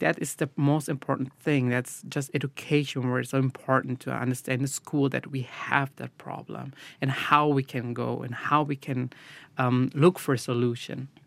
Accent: Brazil; now in Germany; I'm from Brazil. My, my parents are from Brazil

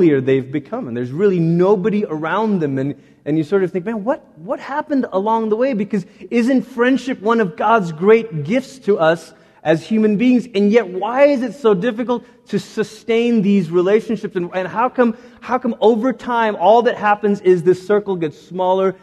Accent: Malaysia; also born or lived in Portland, Oregon, United States; growing up in Malaysia

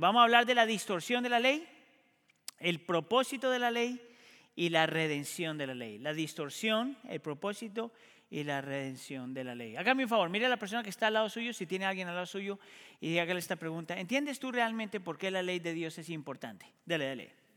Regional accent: Colombia; a mí como colombiano me pasa muchas veces. Yo soy colombiano

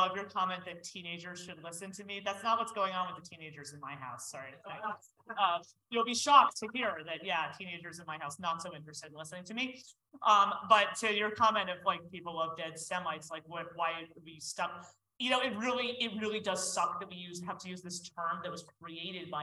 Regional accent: United States; as American Jews

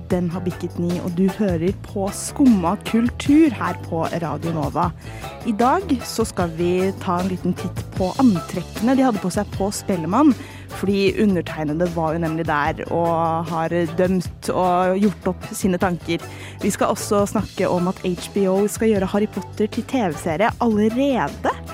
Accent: Bergen, Vestland, Norway; jeg er fra Bergen

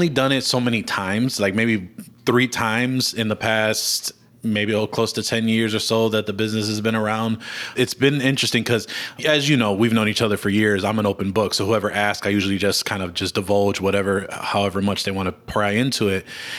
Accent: Chicago, Illinois, United States; So, you know, I was born and raised in Chicago. Humboldt Park is the neighborhood that I grew up in. At the time, it was probably one of the three worst neighborhoods in Chicago.

